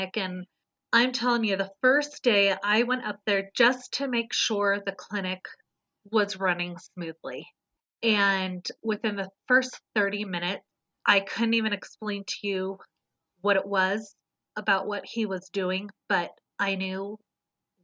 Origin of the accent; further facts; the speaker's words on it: Southern California, United States; I was a total city girl born and raised in Southern California.